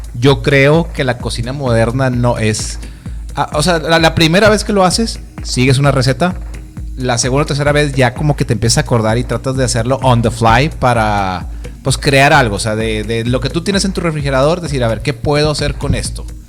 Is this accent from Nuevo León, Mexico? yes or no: yes; Monterrey, Nuevo León, Mexico; como buen regio